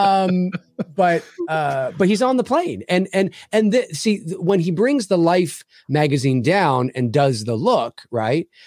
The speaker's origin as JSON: {"language": "English", "country": "Canada", "said": "I'm Canadian"}